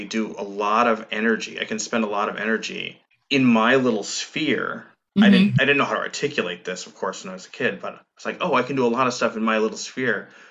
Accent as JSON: {"language": "English", "region": "Minnesota", "country": "United States", "tie": "born or raised there", "said": "growing up in Minnesota"}